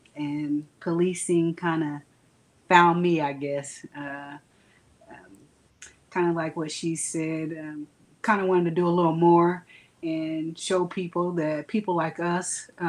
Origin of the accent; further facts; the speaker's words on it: Midwest City, Oklahoma, United States; I'm from Midwest City, Oklahoma.